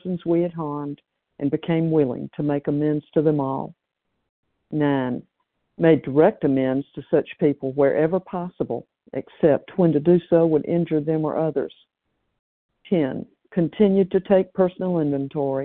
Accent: Tennessee, United States; now in California, United States; I'm from Tennessee, but presently still in California.

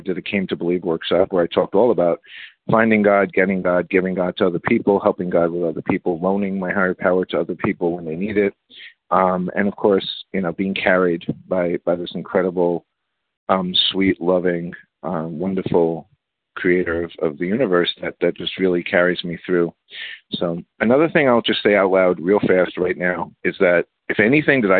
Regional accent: New York City, New York, United States; I grew up in the Bronx

